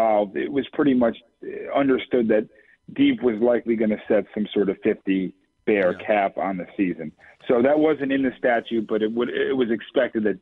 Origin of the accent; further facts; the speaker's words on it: Brookfield, Connecticut, United States; I live in Brookfield, which is the southern end of the 30th District. Lived there nearly my entire life